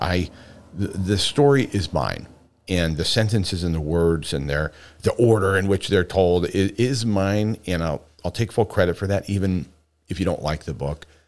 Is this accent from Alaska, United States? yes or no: yes; Homer, Alaska, United States; Homer, Alaska, my hometown, where I was born and raised